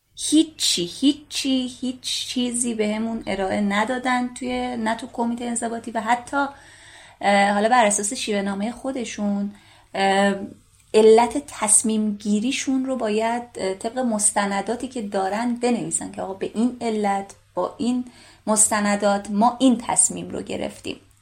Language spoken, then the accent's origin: Persian; Gilan, Iran; من شمالی هستم گیلانی هستم